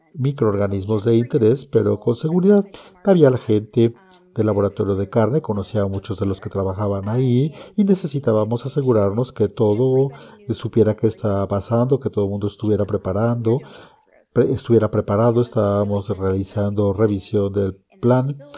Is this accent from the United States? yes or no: yes; College Station, Texas, United States; also born or lived in Abilene, Texas / Kansas; nací, me crié en Texas, soy de una ciudad que no necesariamente tiene una base agrícola, es decir, College Station